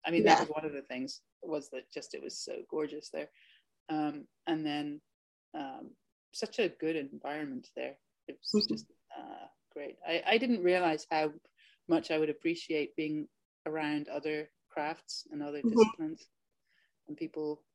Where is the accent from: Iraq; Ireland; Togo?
Ireland; now in Fort Bragg, United States; I'm from Ireland. Originally